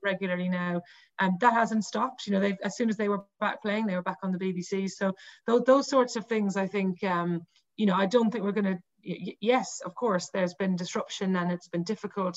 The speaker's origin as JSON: {"language": "English", "town": "Cork", "region": "Munster", "country": "Ireland", "said": "I'm from Cork"}